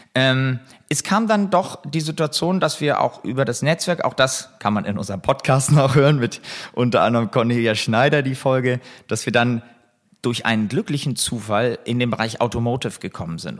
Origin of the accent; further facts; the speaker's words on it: Buchholz in der Nordheide, Lower Saxony, Germany; also born or lived in Hamburg; ich bin in Hamburg geboren, bin ähm, dann relativ schnell mit meinen Eltern äh, aufs Land bzw. in die Vorstadt gezogen, nach Buchholz in der Nordheide.